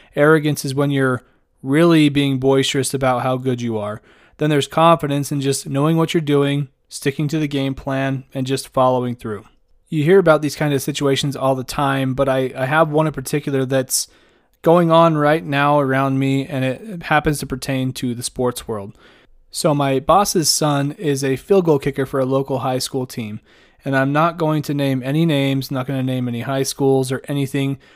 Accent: Idaho, United States; the state that I'm born and raised from, capital of the state that I work in and live

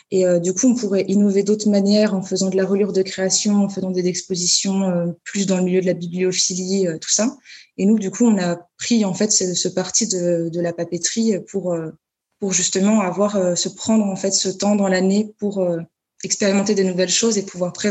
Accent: Paris, Île-de-France, France; Oui, alors bon, là, je parle en tant que parisienne ou pantinoise euh, qui part partout en France.

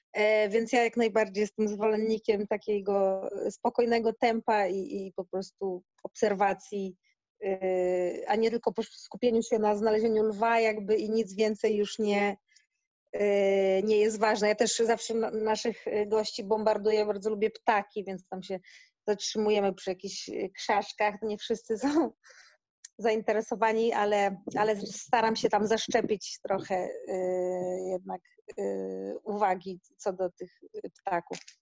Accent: Gdynia, Pomeranian Voivodeship, Poland; moved away as an adult; now in Africa (Indian Ocean coast); Ja pochodzę z Gdyni, z Bałtyku

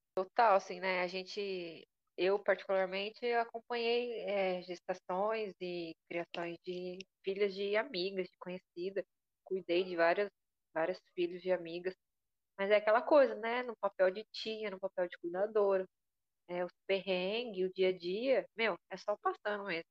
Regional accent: interior of São Paulo, Brazil; now in Florianópolis, Brazil; eu vim do interior de São Paulo, né? E é outro tipo de vivência, é outro tipo de criação. Eu acho que eu moro em Florianópolis

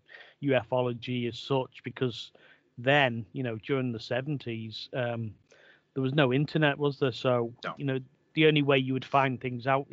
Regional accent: Liverpool, North West England, United Kingdom; moved away as an adult; also born or lived in Wirral; now in Birkenhead, United Kingdom; I was born and bred in Liverpool. I live in over the water now on the Wirral, but I'm originally from Liverpool.

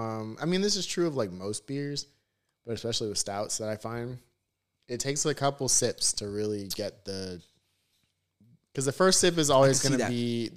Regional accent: Broward County, South Florida, United States; I'm born and raised in South Florida.

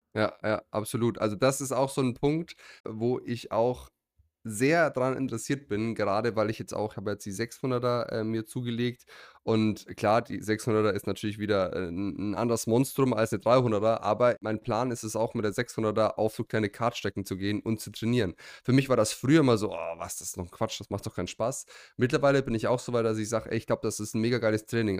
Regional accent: Germany; bei uns in Deutschland

